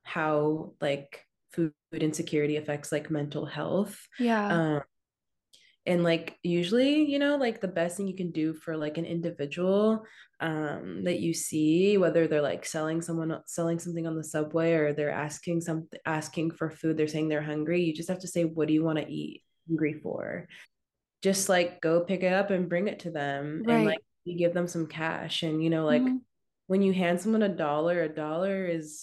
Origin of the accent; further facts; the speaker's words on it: Portland, Oregon, United States; now in New York, United States; I come from Portland